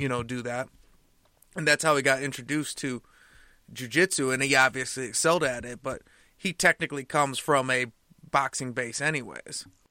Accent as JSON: {"language": "English", "region": "Michigan", "country": "United States", "said": "we're from Michigan."}